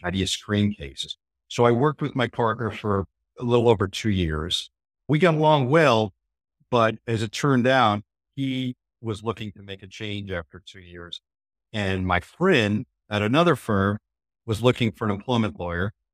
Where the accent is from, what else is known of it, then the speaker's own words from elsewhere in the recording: New Jersey, United States; I grew up in New Jersey